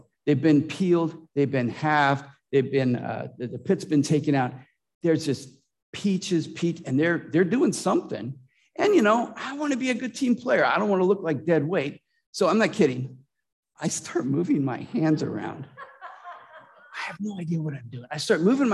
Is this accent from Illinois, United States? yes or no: no; Lodi, California, United States; moved away; I grew up in Lodi, Central Valley of California